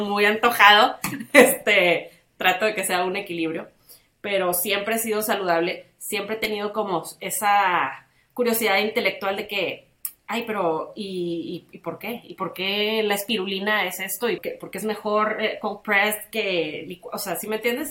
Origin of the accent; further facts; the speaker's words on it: Tampico, Tamaulipas, Mexico; now in Monterrey, Mexico; mis amigas de toda la vida sí viven aquí algunas, pero pues todos somos de Tampico